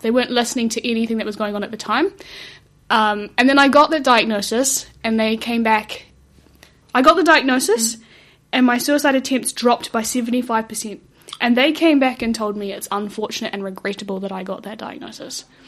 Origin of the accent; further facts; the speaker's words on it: South Africa; moved away; we come from South Africa